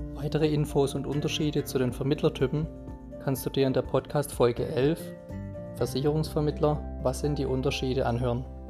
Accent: Kreuzheim, Germany; Als gebürtiger Kreuzheimer

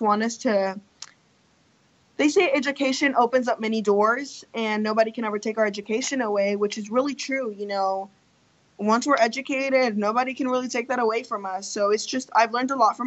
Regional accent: Tulsa, Oklahoma, United States; English is a second language; I grew up in Tulsa, so, and I live on East Tulsa

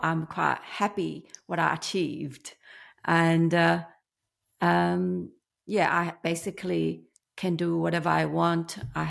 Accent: China; English is a second language; moved away as an adult; I'm 55 years old. I came from China when I was 24. Of course, it's not very easy back then when I came. I did study English as a second language, but I don't really speak much.

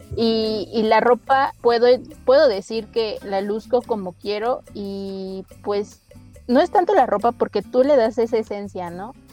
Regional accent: Mexico; nosotros como mexicanos

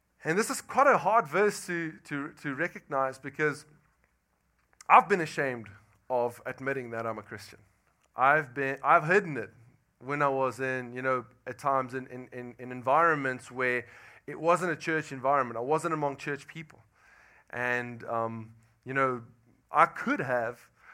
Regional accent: South Africa; moved away as an adult; now in Louisiana, United States; And I'm from South Africa. I've been in Louisiana for about 10 months now

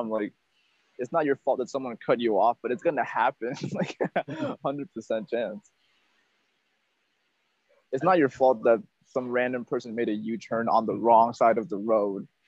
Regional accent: Peru; born there; Like if you go to like the country where I was born in Peru, like people are not that tall.

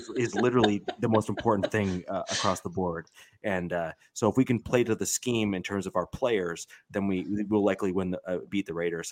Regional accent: Canada; I'm Canadian

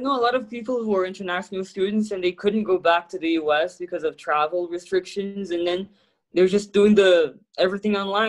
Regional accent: Brazil; also born or lived in Miami; I'm Brazilian.

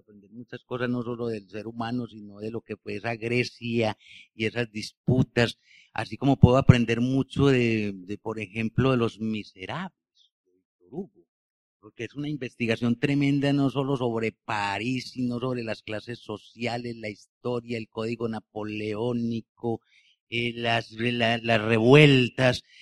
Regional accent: Bello, Antioquia, Colombia; yo como nací en Bello y nací en este Valle de Aburrá, tengo la cultura de los obreros

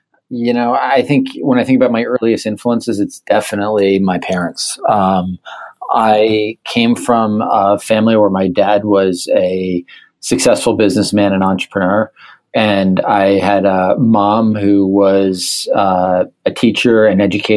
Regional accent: Pound Ridge, New York, United States; also born or lived in Nepal; I grew up in Pound Ridge, New York, which is a small town about an hour and a half north of New York City, and now live in the city

